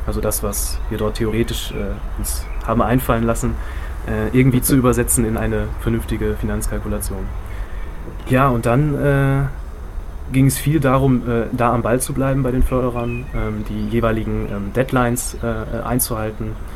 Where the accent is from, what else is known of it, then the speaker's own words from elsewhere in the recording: Bremen, Germany; ich bin 1986 in Bremen geboren